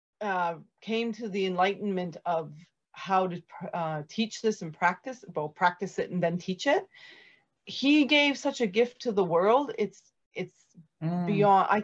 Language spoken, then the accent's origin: English; Canada; being Canadian